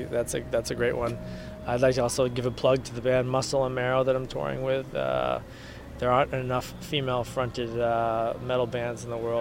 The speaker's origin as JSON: {"language": "English", "town": "Boston", "region": "Massachusetts", "country": "United States", "tie": "born or raised there", "moved": "yes", "lives_now": "San Diego, United States", "said": "my hometown, which is in Boston, Massachusetts"}